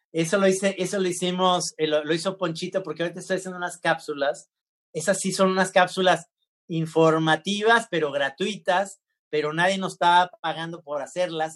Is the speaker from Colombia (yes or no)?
no; Mexico; somos mexicanos